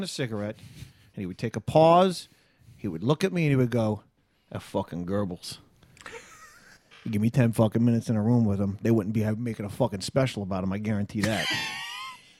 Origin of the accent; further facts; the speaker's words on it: Las Vegas, Nevada, United States; moved away; it is my hometown